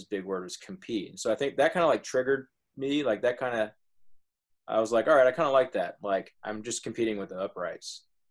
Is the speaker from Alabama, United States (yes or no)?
yes; Dothan, Alabama, United States; also born or lived in Wisconsin / Enterprise, Alabama; So I was raised here in Dothan, Alabama